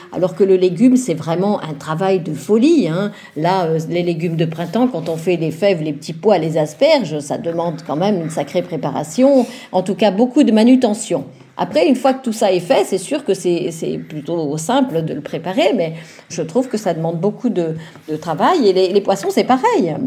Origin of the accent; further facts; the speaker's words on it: Vosges, Grand Est, France; moved away; Je viens d'une famille de l'Est